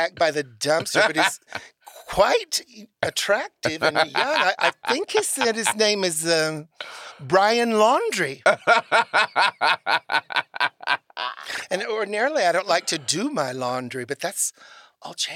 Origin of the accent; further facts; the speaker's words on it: New York, United States; as a New Yorker